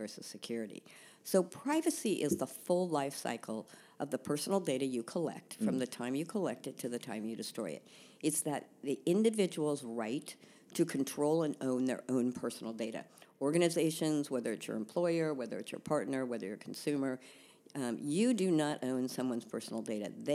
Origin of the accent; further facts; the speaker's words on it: San Francisco, California, United States; also born or lived in Dublin, Ireland; I was born in Dublin, Ireland, but raised in San Francisco, thus no brogue